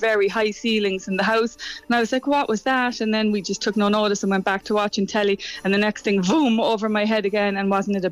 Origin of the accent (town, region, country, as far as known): Ireland; also born or lived in Boston, United States; now in Oregon, United States